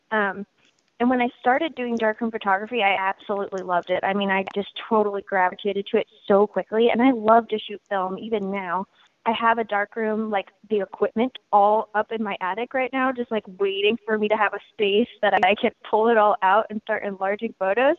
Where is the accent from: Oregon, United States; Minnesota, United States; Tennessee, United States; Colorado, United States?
Oregon, United States; Portland; I was born and raised in Portland and in the Portland music scene